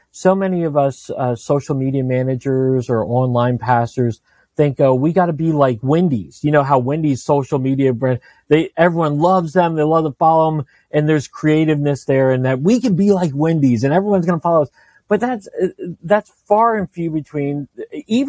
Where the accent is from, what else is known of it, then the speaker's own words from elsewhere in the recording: Northern Virginia, United States; I grew up in Northern Virginia